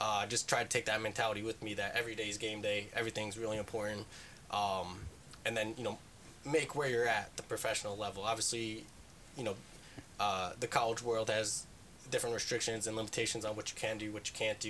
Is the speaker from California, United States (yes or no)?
no; New Jersey, United States; moved away as an adult; I grew up in New Jersey